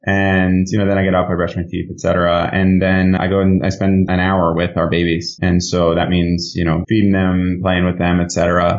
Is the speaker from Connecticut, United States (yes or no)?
yes; Connecticut, United States; also born or lived in New York; I was born in New York. I was raised in Connecticut and born and bred in the Northeast